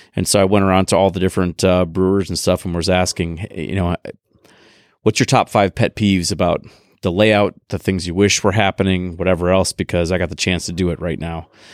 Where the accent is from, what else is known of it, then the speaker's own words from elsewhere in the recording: Appleton, Wisconsin, United States; also born or lived in Billings, Montana; now in Madison, United States; I grew up in Appleton, so didn't move back to Madison, moved to Madison.